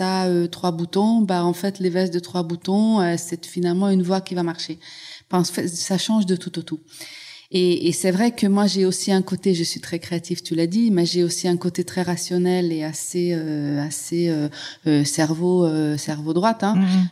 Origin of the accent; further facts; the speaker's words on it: Hungary; French is a second language; moved away as an adult; now in France; je suis née en Hongrie, mais je suis née un peu à la fin de l'ère socialiste